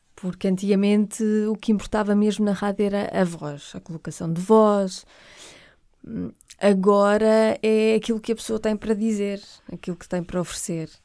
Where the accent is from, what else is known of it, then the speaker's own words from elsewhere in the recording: Porto, Norte, Portugal; eu sou do Porto